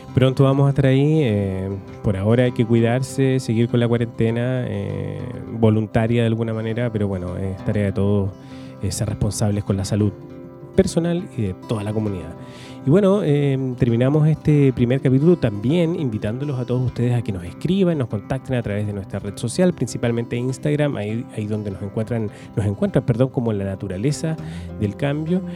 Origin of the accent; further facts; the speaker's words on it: Valdivia, Los Ríos, Chile; moved away as an adult; also born or lived in Santiago; yo soy de Valdivia, me fui hace veintitantos años a vivir a Santiago, ya estoy de vuelta en Valdivia